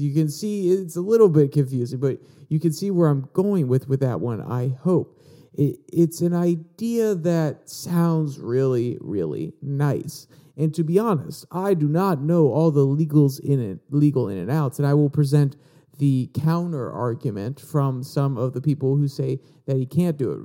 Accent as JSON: {"language": "English", "region": "Virginia", "country": "United States", "tie": "born or raised there", "said": "I was born in Virginia, which is a right to work state. So I, I grew up underneath these policies"}